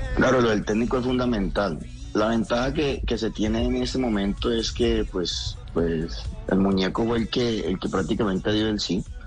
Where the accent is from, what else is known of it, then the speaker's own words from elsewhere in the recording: Colombia; nosotros como colombianos